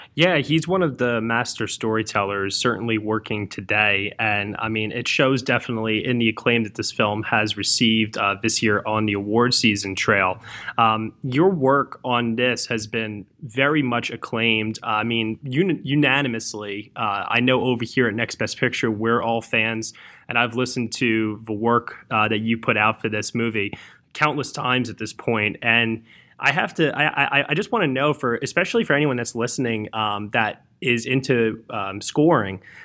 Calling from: East Coast, United States; I'm calling from the East Coast myself

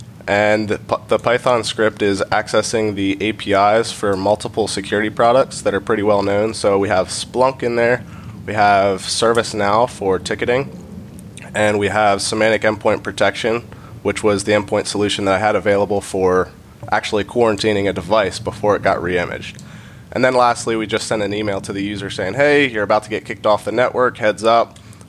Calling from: Hershey, Pennsylvania, United States; I'm recording from Hershey, Pennsylvania.

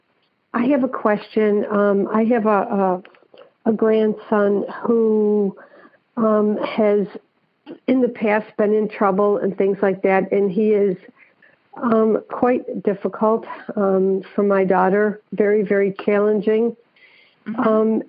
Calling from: Lexington, South Carolina, United States; I'm calling from Lexington, South Carolina.

